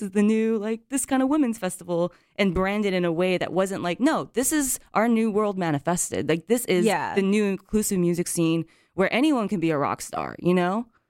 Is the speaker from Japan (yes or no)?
yes; Japan; moved away as an adult; now in United States; And it was weird for me because when I was growing up in Japan, I was treated like you're like a foreigner the entire time, right?